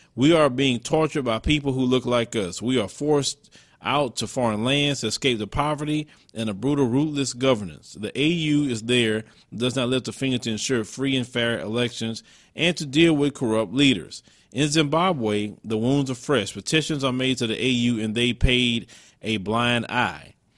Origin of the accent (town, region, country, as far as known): United States